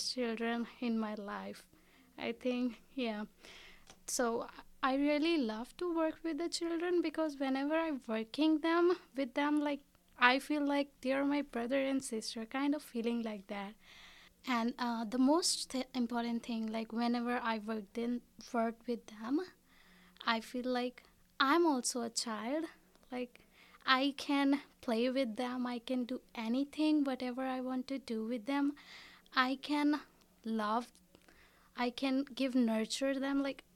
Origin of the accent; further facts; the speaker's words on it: India; moved away as an adult; now in Canada; I'm an international student at the Fanshawe. I'm from India